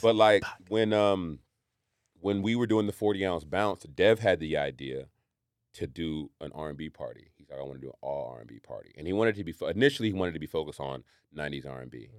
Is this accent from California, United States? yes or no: yes; Marin County, California, United States; I grew up in Marin County.